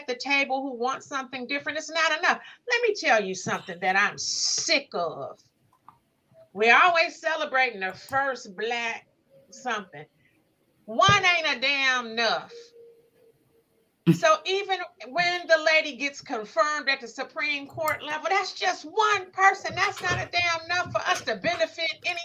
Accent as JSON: {"language": "English", "town": "Inkster", "region": "Michigan", "country": "United States", "also_born_or_lived": "Belleville, Michigan", "moved": "as an adult", "lives_now": "Detroit, United States", "said": "I'm from Inkster"}